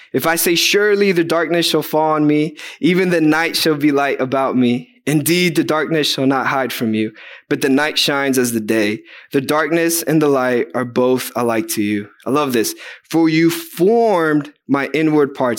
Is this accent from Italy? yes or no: no; Guatemala; moved away; I'm from Guatemala